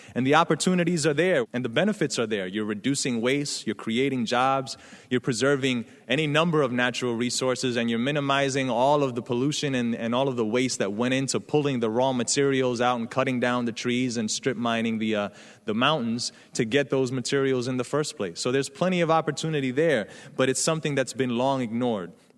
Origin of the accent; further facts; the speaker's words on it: New York City, New York, United States; I come from the South Bronx. I grew up in the eighties, in the era of crack